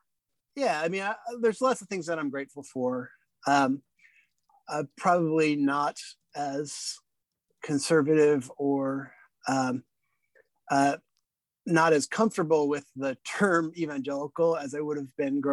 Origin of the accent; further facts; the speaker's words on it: Washington, District of Columbia, United States; moved away as an adult; also born or lived in Indiana; now in Indianapolis, United States; I grew up in the Washington, D.C. area, but my parents are both from the Midwest.